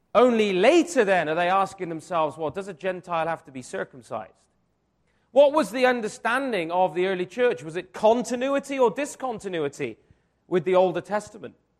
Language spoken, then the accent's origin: English; Wiltshire, South West England, United Kingdom; I grew up in Wiltshire